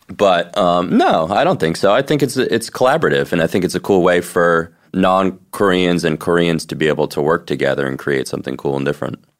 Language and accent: English; New Jersey, United States; I'm from New Jersey